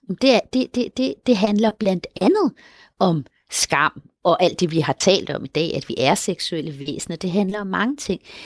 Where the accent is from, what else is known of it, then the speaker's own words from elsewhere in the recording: Colombia; also born or lived in Denmark; i Colombia, hvor jeg kommer fra